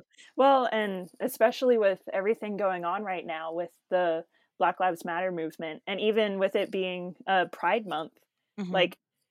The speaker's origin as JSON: {"language": "English", "town": "Oklahoma City", "region": "Oklahoma", "country": "United States", "said": "I'm from Oklahoma City."}